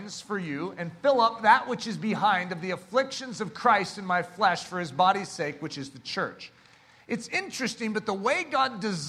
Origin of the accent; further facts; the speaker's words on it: United States; here in America